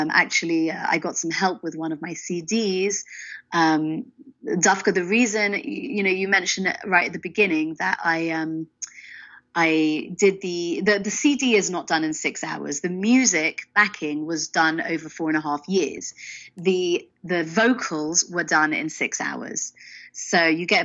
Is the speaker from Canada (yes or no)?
no; England, United Kingdom; now in Israel; I'm English